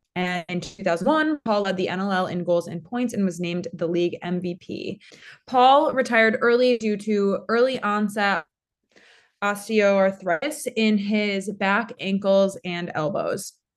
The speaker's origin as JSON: {"language": "English", "area": "near Syracuse", "region": "New York", "country": "United States", "tie": "born or raised there", "said": "my hometown is just forty-five minutes away. from one of the cloudiest cities in America"}